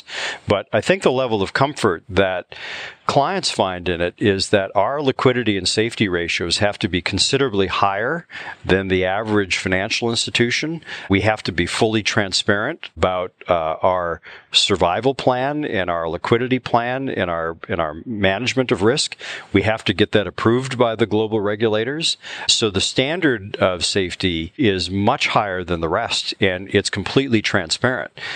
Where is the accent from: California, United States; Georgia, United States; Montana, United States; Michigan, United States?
Michigan, United States; Upper Peninsula of; moved away; also born or lived in Chicago; I grew up in the Upper Peninsula of Michigan